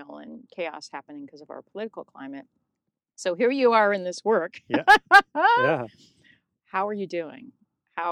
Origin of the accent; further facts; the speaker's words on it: United States; I'm born of immigrants, but I'm an American. Yeah. So I was a first American born in the family